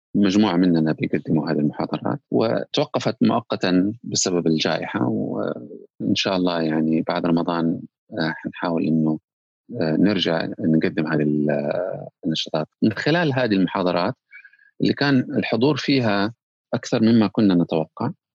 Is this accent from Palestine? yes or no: no; Saudi Arabia; عندنا في السعوديه